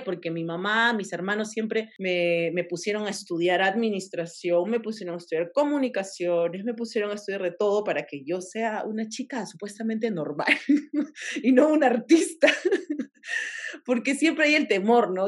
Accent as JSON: {"language": "Spanish", "region": "Tacna", "country": "Peru", "moved": "as an adult", "lives_now": "Lima, Peru", "said": "yo soy de provincia, soy de Tacna"}